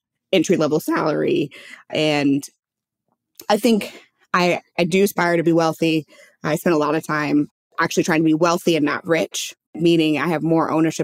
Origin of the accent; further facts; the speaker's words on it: St. Louis, Missouri, United States; I'm from St. Louis, Missouri. So I grew up in a state that was, you know, flyover state, more or less